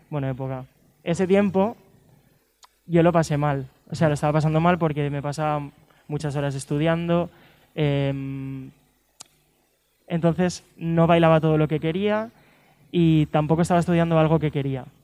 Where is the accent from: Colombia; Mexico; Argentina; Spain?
Spain; Lleida, Catalonia; yo soy de Lleida, de una ciudad, bueno, está cerca de Barcelona.